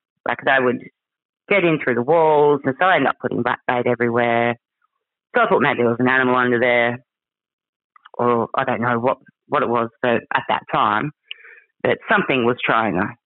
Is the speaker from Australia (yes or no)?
yes; Cow Bay, Queensland, Australia; I grew up in the Daintree. I grew up in Cow Bay.